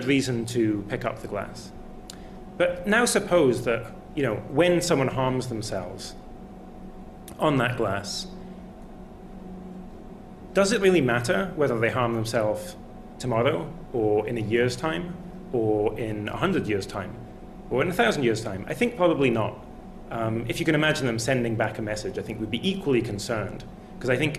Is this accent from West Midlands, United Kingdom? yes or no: no; Scotland, United Kingdom; I am Scottish.